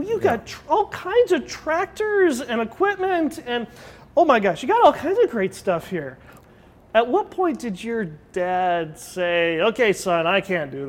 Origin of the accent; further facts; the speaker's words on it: United States; we grew up in the Mojave Desert and we don't do a lot of ag